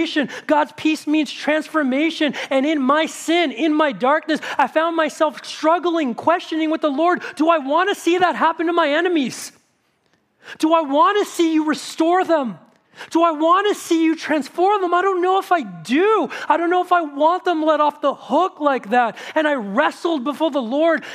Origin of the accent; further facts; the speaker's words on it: United States; as an American citizen